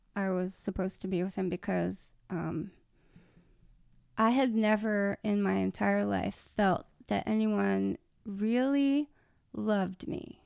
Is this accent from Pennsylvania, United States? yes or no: no; Maryland, United States; I'm from Maryland, too